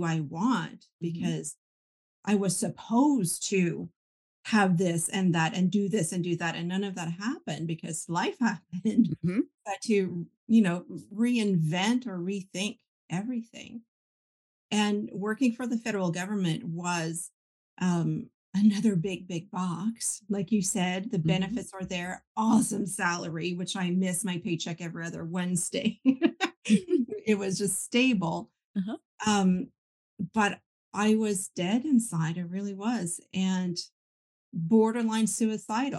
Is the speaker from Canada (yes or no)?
yes; Canada; I grew up French Catholic, and that's a very tight-knit community because we're minorities, right? Most of Canada being English.